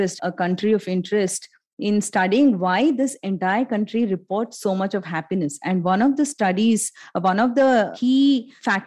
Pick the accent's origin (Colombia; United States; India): India; all along as Indian families